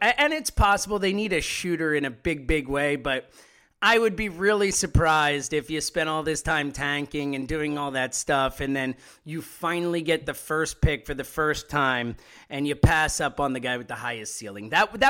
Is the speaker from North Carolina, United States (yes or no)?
no; Philadelphia, Pennsylvania, United States; And I'm from Philadelphia